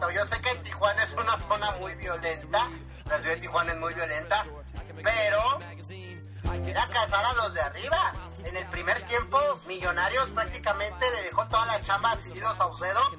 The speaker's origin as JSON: {"language": "Spanish", "country": "Argentina", "said": "gracias a Dios somos argentinos"}